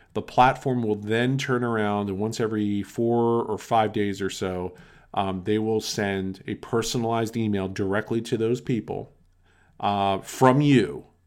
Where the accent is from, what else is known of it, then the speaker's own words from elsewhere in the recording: outside of Philadelphia, Pennsylvania, United States; I grew up outside of Philadelphia